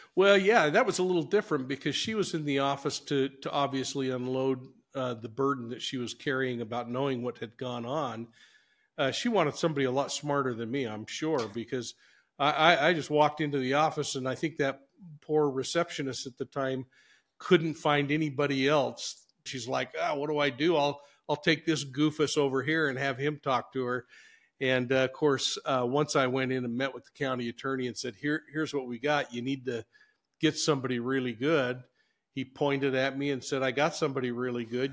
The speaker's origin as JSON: {"language": "English", "town": "Salt Lake City", "region": "Utah", "country": "United States", "tie": "born or raised there", "lives_now": "Ogden, United States", "said": "I grew up in Salt Lake City, moved in my senior year of high school."}